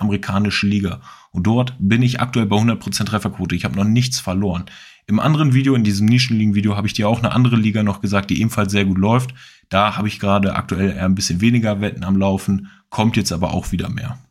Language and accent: German; Hanover, Lower Saxony, Germany; ich bin aus Hannover